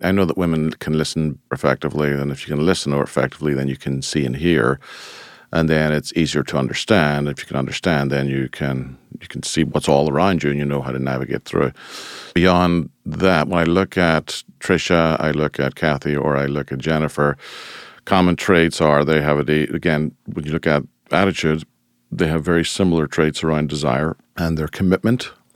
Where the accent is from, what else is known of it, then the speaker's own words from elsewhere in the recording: Ireland; moved away as an adult; now in United States; Originally, I'm from Ireland, and I emigrated to the United States in nineteen ninety-four